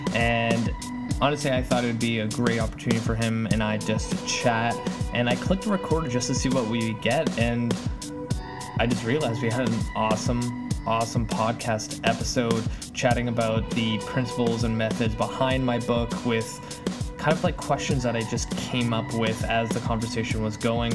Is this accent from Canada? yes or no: yes; Langley, British Columbia, Canada; also born or lived in Poland; kind of like in the suburbs, so I'm like 40 minutes away from downtown Vancouver